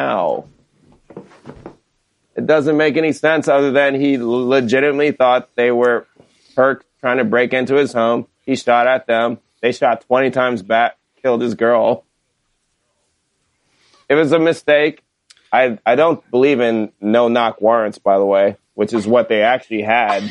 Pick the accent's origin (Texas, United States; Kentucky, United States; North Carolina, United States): North Carolina, United States; we're obviously all from North Carolina